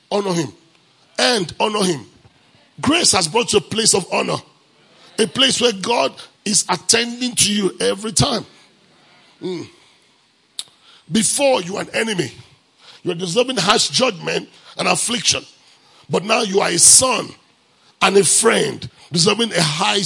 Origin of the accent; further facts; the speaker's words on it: Nigeria; moved away; I'm from Africa. Where in Africa? Nigeria.